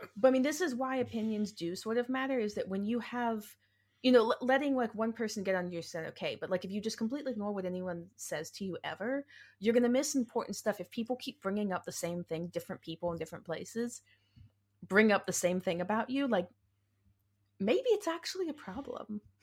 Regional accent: the South, United States; accent: southern; my southern accent

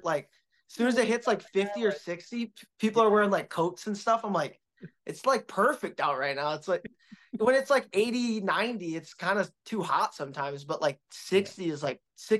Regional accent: Minnesota, United States; the difference is I came from Minnesota, so I know what cold is.

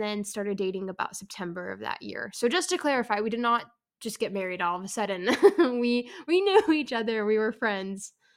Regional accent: San Francisco, California, United States; moved away; also born or lived in Provo, Utah; I am from San Francisco, California

